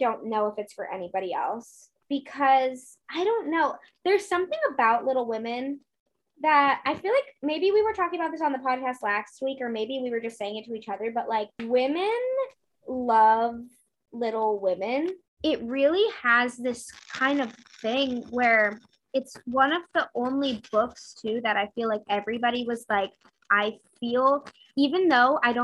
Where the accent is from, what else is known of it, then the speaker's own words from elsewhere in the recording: New England, United States; I'm from New England, which I also think has made me always appreciate Louisa May Alcott